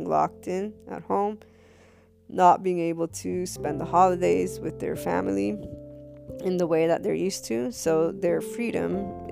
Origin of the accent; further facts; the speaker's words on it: United States; I, as an American